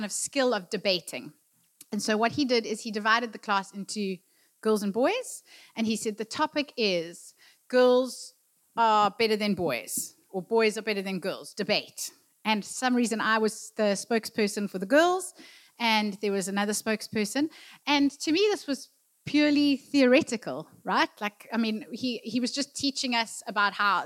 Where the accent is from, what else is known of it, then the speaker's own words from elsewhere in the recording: Durban, KwaZulu-Natal, South Africa; I grew up in Durban